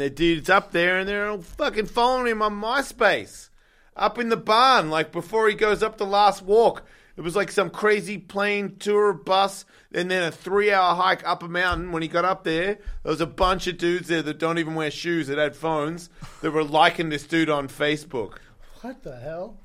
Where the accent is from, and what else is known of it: Australia; now in United States